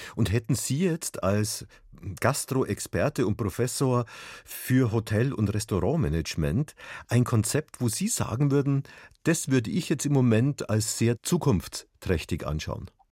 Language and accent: German; Regensburg, Bavaria, Germany; also born or lived in Munich; in Regensburg, wo ich herkomme, oder auch hier in München